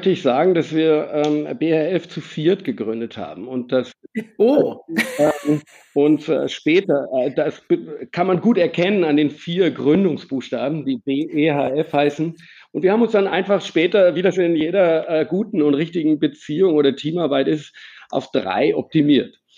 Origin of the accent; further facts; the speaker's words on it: Germany; accent: German; Also ähm, mein Akzent ist ein Deutscher geblieben.